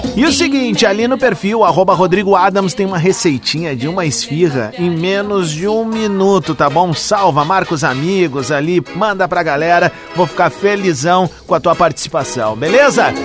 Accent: Viamão, Rio Grande do Sul, Brazil; minha infância em Viamão

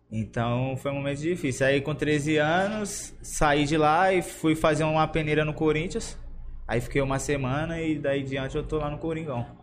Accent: São Paulo, Brazil; nasci ali no, na Praça Elisegina, ali na Vila Gomes.

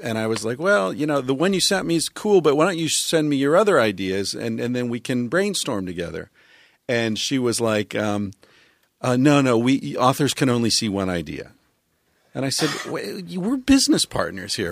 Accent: Pennsylvania, United States; I grew up in Pennsylvania

